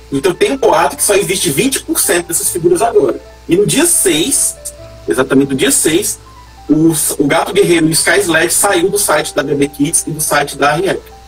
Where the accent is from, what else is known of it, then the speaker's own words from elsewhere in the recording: Icó, Ceará, Brazil; Eu sou de Icó, Ceará, passado do interior do interior do interior.